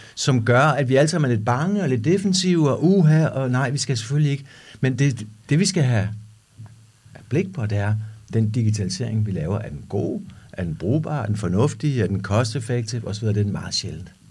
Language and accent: Danish; Denmark; vi danskere